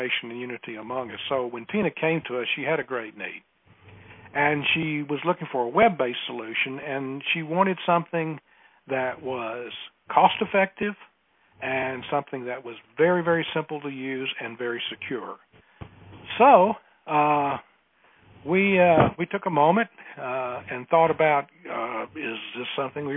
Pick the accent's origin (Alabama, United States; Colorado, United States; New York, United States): Alabama, United States; accent: Southern; I have a Southern accent. I am from Alabama.